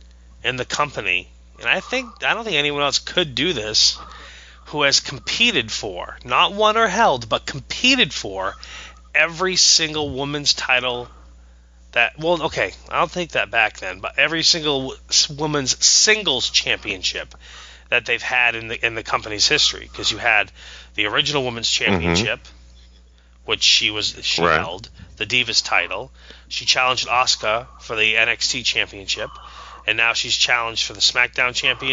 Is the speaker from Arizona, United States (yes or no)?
no; Maine, United States; I'm from Maine.